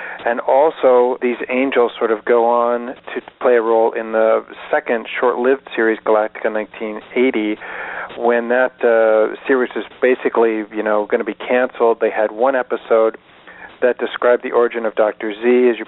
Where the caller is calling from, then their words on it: Salt Spring Island, British Columbia, Canada; I'm calling from Salt Spring Island in British Columbia.